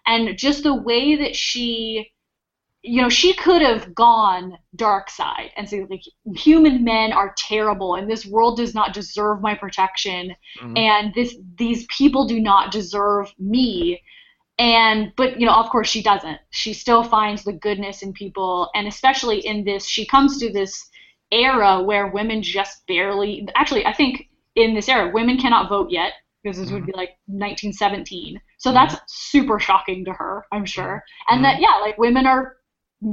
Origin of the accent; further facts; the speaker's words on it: Ireland; I'm Irish, I'm an overly emotional person, first of all.